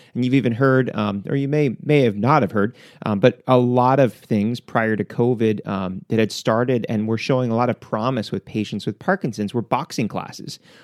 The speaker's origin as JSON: {"language": "English", "country": "United States", "said": "as an American"}